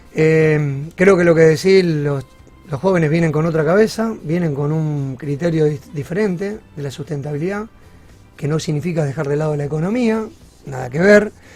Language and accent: Spanish; Rosario, Santa Fe, Argentina; soy rosarino, soy más rosarino que argentino